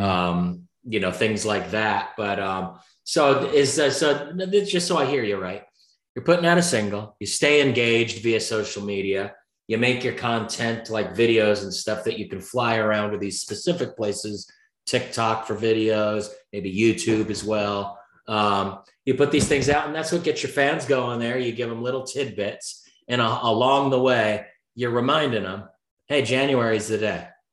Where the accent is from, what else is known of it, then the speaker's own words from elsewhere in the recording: San Diego, California, United States; I'm a San Diego guy.